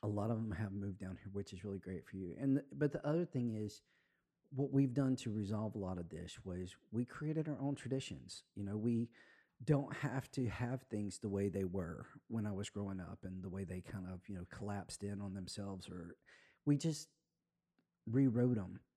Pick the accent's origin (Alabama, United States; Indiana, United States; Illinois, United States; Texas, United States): Alabama, United States; Spanish Fort; now in Florida, United States; I'm from Alabama